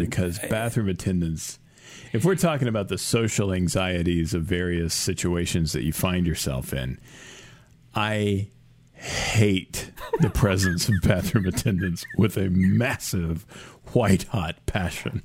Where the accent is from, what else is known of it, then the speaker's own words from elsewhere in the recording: United States; I was American